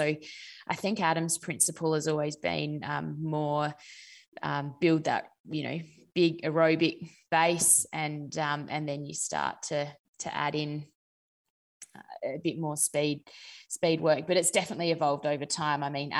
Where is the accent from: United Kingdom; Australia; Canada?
Australia; Naracoorte, South Australia; also born or lived in Adelaide; So I grew up in Narracourt, which is a country town in South Australia. And then I moved to Adelaide to go to boarding school for my final 3 years of school